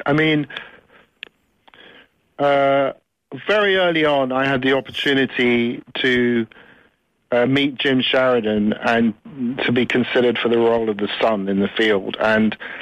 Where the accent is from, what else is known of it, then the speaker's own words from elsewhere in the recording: England, United Kingdom; also born or lived in United States; I can't call myself Irish because I was, you know, I was raised in England and I wasn't exposed to the Irish culture.